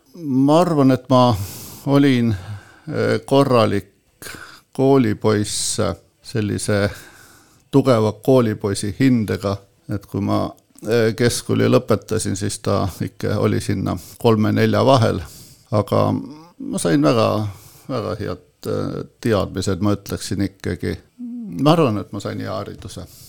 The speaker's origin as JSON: {"language": "Estonian", "town": "Põltsamaa", "region": "Jõgeva County", "country": "Estonia", "tie": "born or raised there", "said": "ma olen sündinud äh, Põltsamaal, üles kasvanud Põltsamaal, koolis käinud Põltsamaal"}